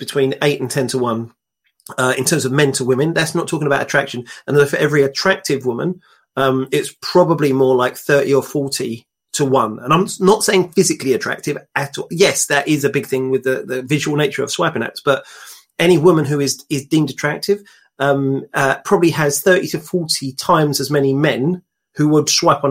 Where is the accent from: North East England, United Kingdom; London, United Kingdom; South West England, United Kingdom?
London, United Kingdom; now in Kent, United Kingdom; I'm from North London